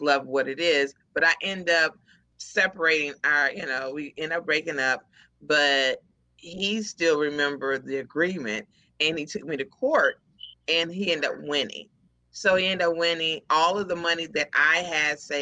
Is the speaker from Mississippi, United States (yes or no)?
no; Houston, Texas, United States; also born or lived in Dallas; I'm originally from Houston